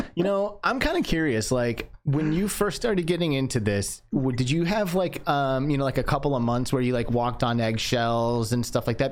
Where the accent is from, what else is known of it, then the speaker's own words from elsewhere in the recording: Michigan, United States; moved away; I grew up in Michigan